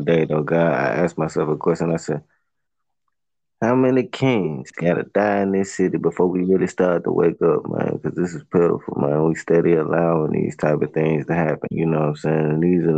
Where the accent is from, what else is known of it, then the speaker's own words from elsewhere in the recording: Memphis, Tennessee, United States; the part of the city that I'm from. I'm from Southland